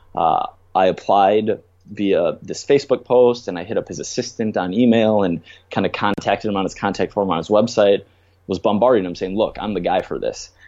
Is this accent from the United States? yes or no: yes; Minnesota, United States; now in New York City, United States; I grew up in Minnesota